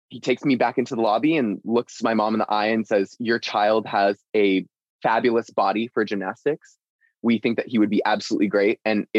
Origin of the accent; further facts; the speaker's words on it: Houston, Texas, United States; I'm from Houston, Texas originally